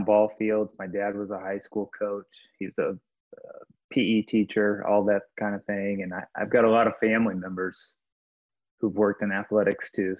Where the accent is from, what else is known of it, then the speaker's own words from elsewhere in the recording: Warrensburg, Missouri, United States; I grew up in Warrensburg, Missouri